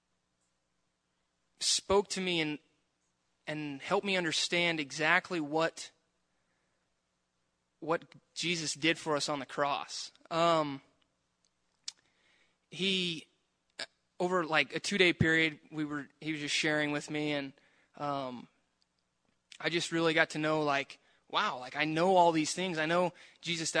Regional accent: Prineville, Oregon, United States; I grew up in Prineville. My whole life, I was raised in the church.

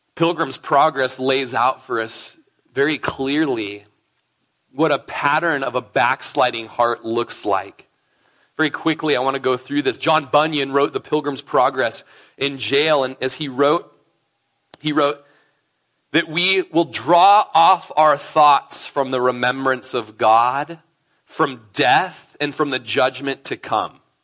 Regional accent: Klamath Falls, Oregon, United States; now in Prineville, United States; Lindsay and I grew up in Klamath Falls together. We were probably in nursery together at Bible Baptist Church in Klamath Falls, Oregon.

